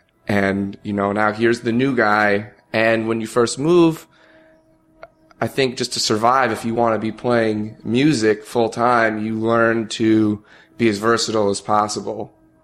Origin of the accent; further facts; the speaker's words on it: New Jersey, United States; moved away as an adult; now in New York City, United States; moving to New York City. I'm from New Jersey